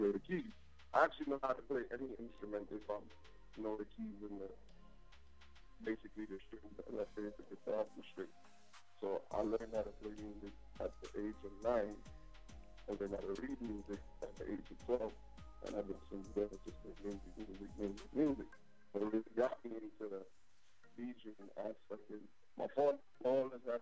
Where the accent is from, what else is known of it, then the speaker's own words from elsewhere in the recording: Trinidad & Tobago; also born or lived in Brooklyn, New York, United States; now in New Jersey, United States; I was born in Trinidad and Tobago. Born and raised, but I moved to the United States of America. I moved to Brooklyn, New York.